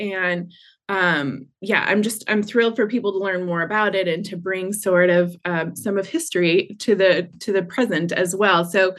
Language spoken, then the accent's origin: English; Georgia, United States; accent: Georgia; there's my Georgia accent.